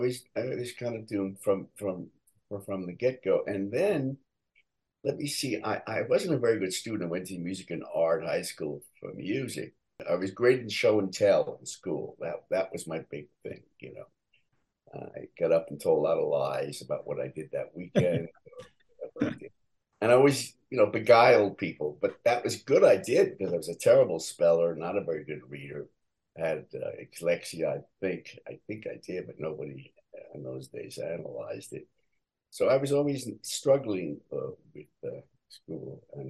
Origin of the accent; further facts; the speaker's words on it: Michigan, United States; born there; Yeah, I was born in Michigan.